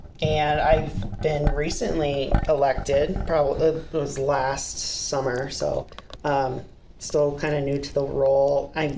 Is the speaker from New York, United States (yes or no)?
no; Liberty Lake, Washington, United States; also born or lived in Moscow, Idaho; I grew up here too in Liberty Lake.